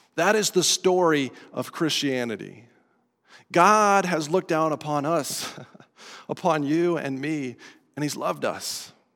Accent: Estes Park, Colorado, United States; moved away as an adult; I grew up in Estes Park, Colorado, two thousand miles away from here, an entirely different culture

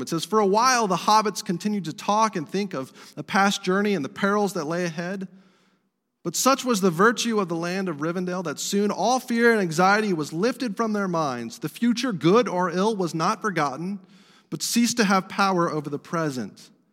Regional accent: Estes Park, Colorado, United States; my hometown where I grew up, Estes Park, Colorado

